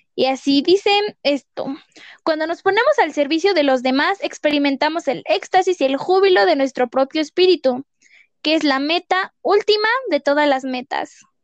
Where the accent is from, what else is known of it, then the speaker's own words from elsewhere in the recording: State of Mexico, Mexico; somos dos personas del Estado de México